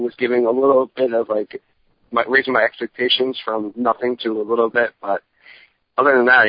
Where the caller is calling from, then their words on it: New Jersey, United States; I'm calling from New Jersey.